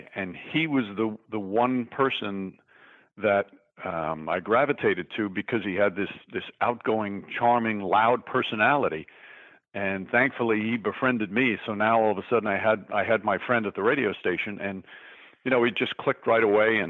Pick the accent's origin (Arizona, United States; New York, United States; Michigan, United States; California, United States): New York, United States; being in New York